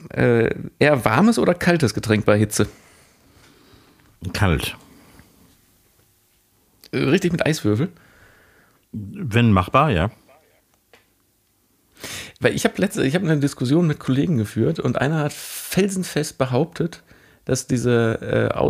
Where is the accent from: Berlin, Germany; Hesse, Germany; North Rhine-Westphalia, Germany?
North Rhine-Westphalia, Germany; Cologne; also born or lived in Mülheim; Das war lange Zeit, hätte ich noch gesagt, ich bin beides irgendwie. Aber ich bin Kölner.